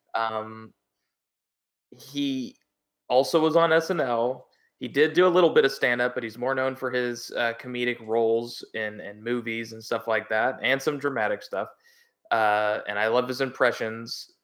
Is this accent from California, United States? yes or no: no; Oklahoma, United States; Oklahoma, uh, my home state.